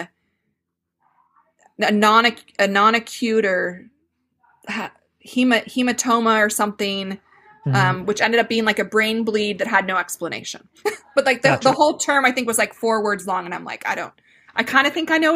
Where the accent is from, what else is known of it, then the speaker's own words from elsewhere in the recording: Phoenix, Arizona, United States; moved away; I grew up in the Phoenix area